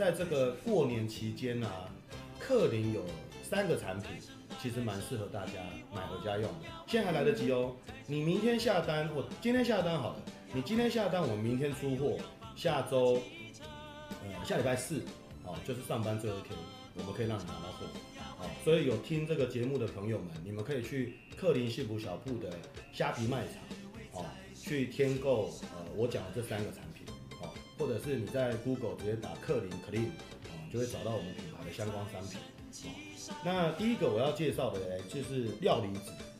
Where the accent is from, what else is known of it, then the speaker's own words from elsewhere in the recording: Yilan County, Taiwan; 那当然家里因为我们是宜兰人，我们宜兰人有几个呃特别很道地宜兰人。